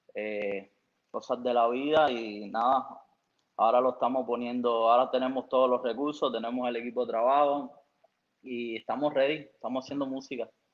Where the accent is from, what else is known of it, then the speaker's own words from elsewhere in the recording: Cuba; now in United States; en Cuba, sabe De donde yo, de donde yo provengo, mi país natal, eh, es, difícil, no es como aquí que hay un poco más de posibilidades